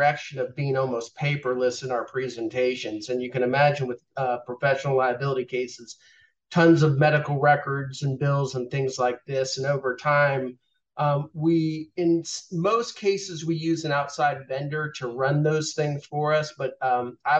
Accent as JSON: {"language": "English", "town": "Boynton Beach", "region": "Florida", "country": "United States", "tie": "born or raised there", "also_born_or_lived": "the north (US)", "moved": "as an adult", "lives_now": "Atlanta, United States", "said": "I grew up mostly in South Florida by way of the north, but I've been in Atlanta over half my life at this point"}